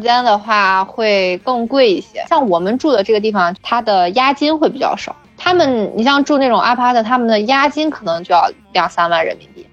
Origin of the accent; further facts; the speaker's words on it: China; moved away as an adult; now in South Korea; 作为中国人来说，我就是觉得水果就要吃新鲜的